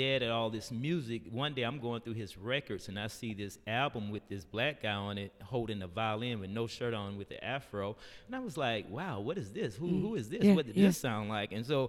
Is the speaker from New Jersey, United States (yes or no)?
no; Decatur, Georgia, United States; Man, I grew up in here in Decatur.